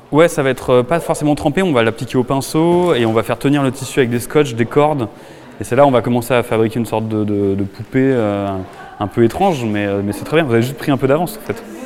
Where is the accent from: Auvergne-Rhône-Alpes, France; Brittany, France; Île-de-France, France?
Auvergne-Rhône-Alpes, France; Annecy; now in Paris, France; je suis né du coup à Annecy en 87